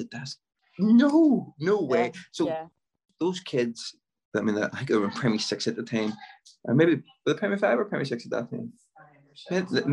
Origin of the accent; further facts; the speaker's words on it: Belfast, Northern Ireland, United Kingdom; I grew up in Lanadoon, and it was a sort of inner city area